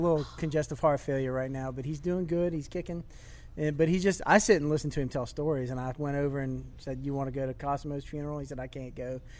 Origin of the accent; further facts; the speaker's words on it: Hammond, Louisiana, United States; And I'm not from New Orleans. I'm from Hammond.